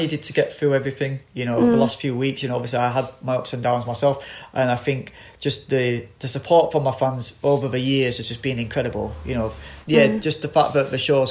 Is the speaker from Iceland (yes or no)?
no; Bradford, Yorkshire and the Humber, United Kingdom; I grew up on Delphill Estate in Bradford